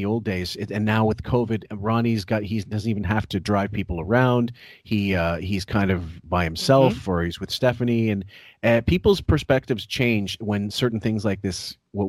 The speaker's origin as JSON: {"language": "English", "country": "Canada", "said": "I'm Canadian."}